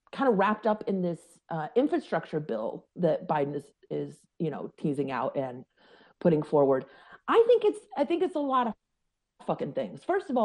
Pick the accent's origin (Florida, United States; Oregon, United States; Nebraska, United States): Oregon, United States; Scottsburg; Way out away. Highway whatever 32, in Douglas County, in a little town called Scottsburg. Went to Elkton Elementary, and there'll be about two people that know where that is.